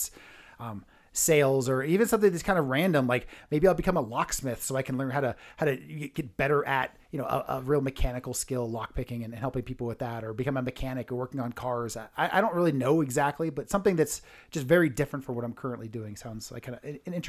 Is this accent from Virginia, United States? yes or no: no; California, United States; I'm from California.